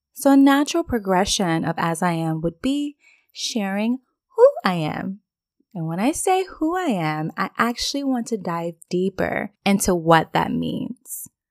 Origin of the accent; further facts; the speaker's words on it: Virginia, United States; moved away as an adult; now in Dubai, United Arab Emirates; I'm originally from Virginia